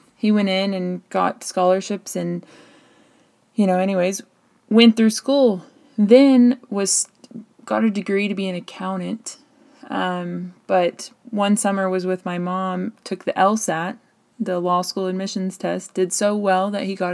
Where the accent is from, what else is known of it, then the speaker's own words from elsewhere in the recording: United States; a white female in the United States